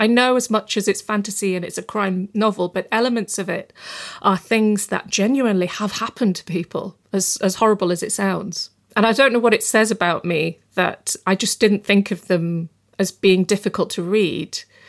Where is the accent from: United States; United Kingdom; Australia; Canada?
United Kingdom; Bradford, Yorkshire and the Humber; I mean, I grew up in Bradford in West Yorkshire and, you know, a British Pakistani community, and they absolutely care about that city.